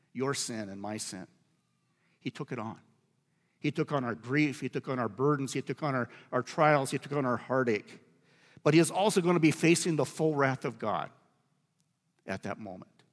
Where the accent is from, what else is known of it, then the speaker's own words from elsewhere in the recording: Iowa, United States; the farm that I grew up on in Iowa